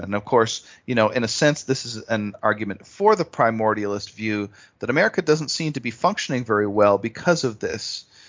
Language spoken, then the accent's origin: English; Canada; I growing up in Canada myself